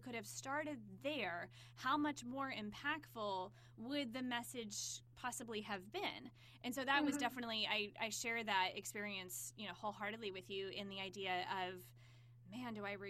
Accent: United States; as privileged American kids.

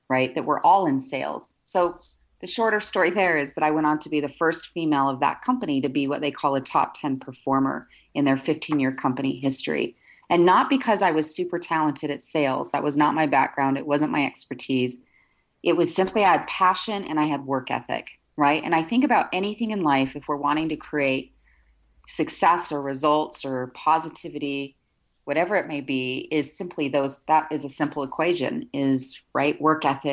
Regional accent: Salt Lake City, Utah, United States; I'm, you know, based here and born and raised in Salt Lake City, Utah

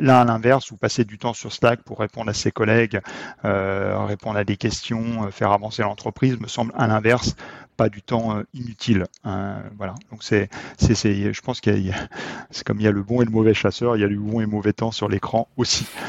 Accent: Haute-Savoie, Auvergne-Rhône-Alpes, France; je viens de Haute-Savoie

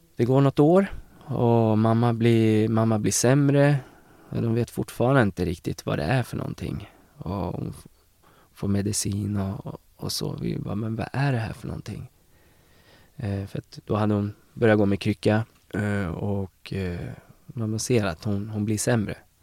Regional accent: Eskilstuna, Södermanland, Sweden; moved away as an adult; now in Uppsala, Sweden; jag är från Eskilstuna

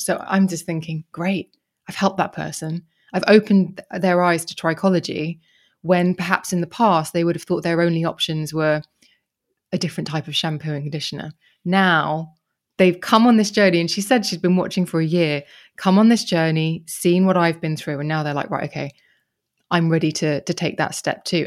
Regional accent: Kent, South East England, United Kingdom; I grew up in Kent.

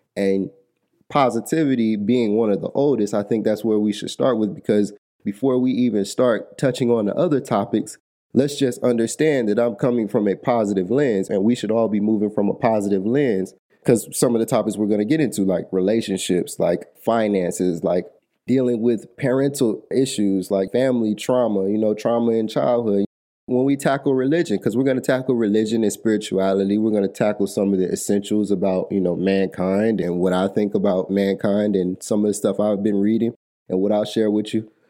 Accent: Atlanta, Georgia, United States; I'm from Atlanta, Georgia

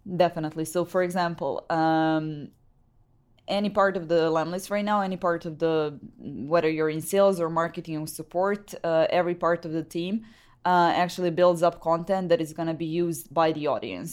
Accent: Serbia; I come from Serbia

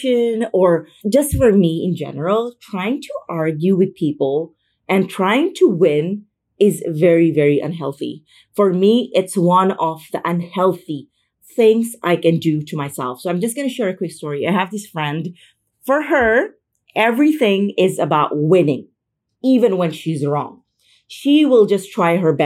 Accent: Philippines; moved away as an adult; now in Madrid, Spain; I am from the Philippines. I just moved to Spain.

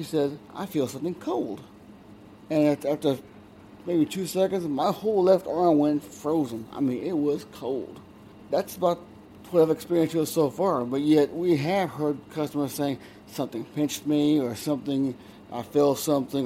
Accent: San Marcos, Texas, United States; I'm from San Marcos.

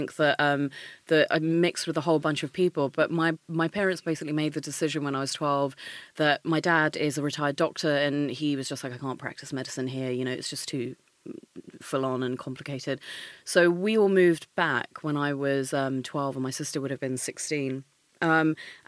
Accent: Maidstone, South East England, United Kingdom; also born or lived in India; I come from Maidstone

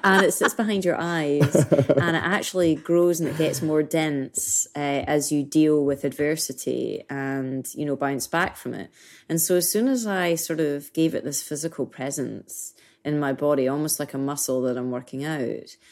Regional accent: Scotland, United Kingdom; moved away; being Scottish, being British

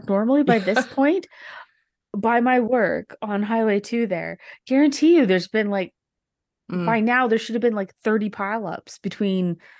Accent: Canada; I'm just apologizing because I'm Canadian and I think it's required to.

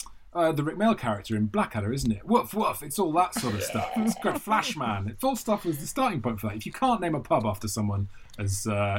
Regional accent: Monmouth, Wales, United Kingdom; moved away as an adult; also born or lived in Hereford; I'm Welsh, which quite a significant segment of my career has been built on being Welsh. But I was actually born in Hereford, about 15 minutes from Monmouth, and then driven back into Wales that day, and then spent like the next 18 years in Wales.

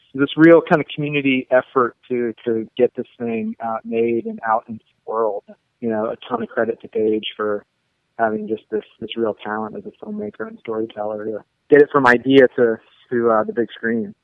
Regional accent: Pittsburgh, Pennsylvania, United States; moved away as an adult; also born or lived in Missoula, Montana; I'm from Pittsburgh originally, and I was born and raised there

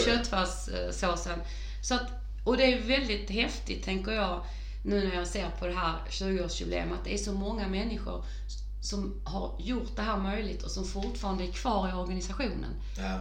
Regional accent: Åhus, Skåne, Sweden; det är min hembygd

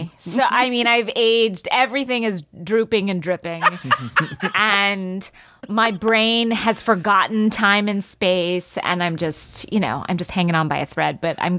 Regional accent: Georgia, United States; moved away; also born or lived in Florida / New York City; Growing up in Georgia

